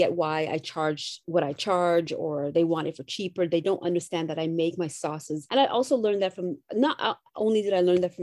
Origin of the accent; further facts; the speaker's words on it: Canada; I'm Canadian.